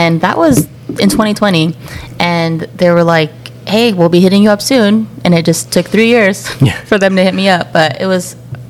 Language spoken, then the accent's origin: English; Philippines; I'm 31. I just got married. I'm like a month and a half married. Whoa. To my wife, Tara. I'm Filipino. I'm the youngest sibling of three.